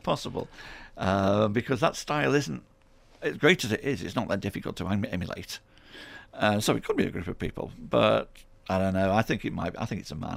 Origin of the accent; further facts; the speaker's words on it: Stoke-on-Trent, West Midlands, United Kingdom; I'm born and bred in, in Hanley. I'm born and bred in Stoke on Trent.